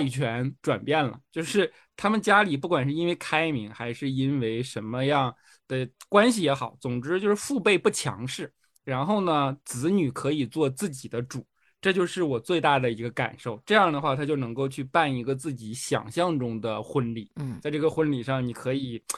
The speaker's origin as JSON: {"language": "Chinese", "region": "Northeast China", "country": "China", "said": "就以前在我老家嘛，我是东北的，我跟小黑一个地区哈"}